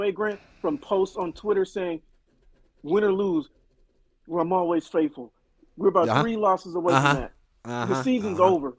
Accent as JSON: {"language": "English", "town": "San Francisco", "region": "California", "country": "United States", "moved": "yes", "lives_now": "Houston, United States", "said": "I live in Houston, but I'm originally from the Bay Area in San Francisco."}